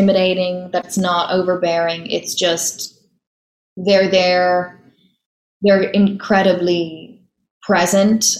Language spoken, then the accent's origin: English; Dublin, Leinster, Ireland; moved away as an adult; now in New York, United States; growing up in Dublin